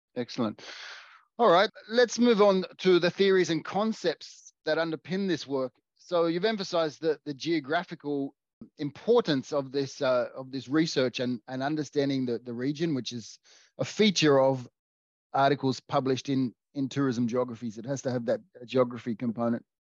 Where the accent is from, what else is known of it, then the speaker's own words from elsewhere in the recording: Australia; I'm Australian